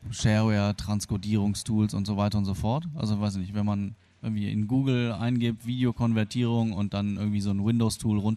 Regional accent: Germany; born or raised there; also born or lived in Argentina

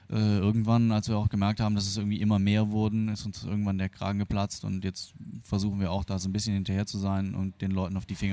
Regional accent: Germany; born or raised there; also born or lived in Argentina

